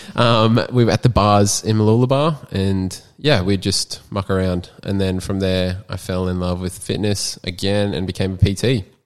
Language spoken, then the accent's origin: English; Sunshine Coast, Queensland, Australia; also born or lived in Townsville, Queensland; I live on the Sutcher Coast. I've been here since I was four, born and bred in Townsville, and then moved here.